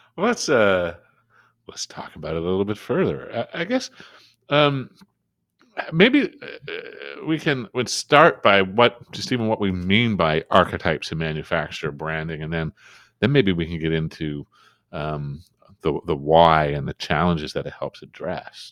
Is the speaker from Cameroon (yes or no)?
no; Canada; being Canadian